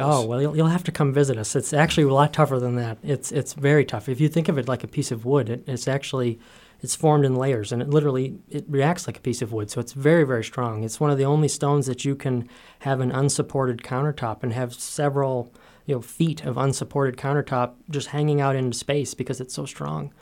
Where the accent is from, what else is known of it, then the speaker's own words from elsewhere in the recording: Willimantic, Maine, United States; growing up in Willimantic